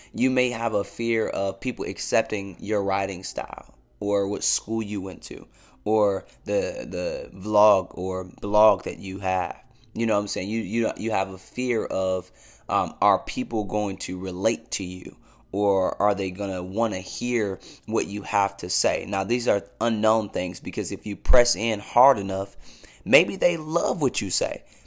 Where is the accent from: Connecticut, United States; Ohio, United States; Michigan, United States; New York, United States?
Ohio, United States; Cleveland; I'm born and raised in Cleveland, Ohio